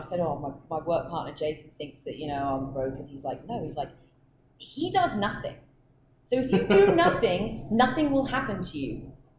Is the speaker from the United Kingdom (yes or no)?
yes; England, United Kingdom; now in Austin, United States; But being English, I might be all right.